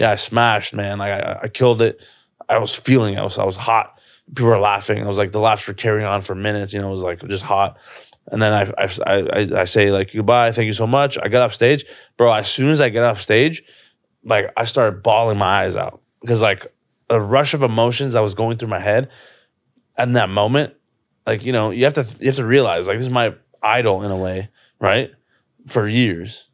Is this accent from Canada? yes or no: yes; Toronto, Ontario, Canada; this is my hometown